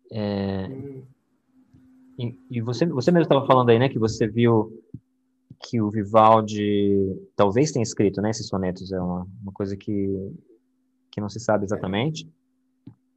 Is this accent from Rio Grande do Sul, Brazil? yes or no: no; São Paulo, Brazil; moved away as an adult; now in Florida, United States; eu sou de São Paulo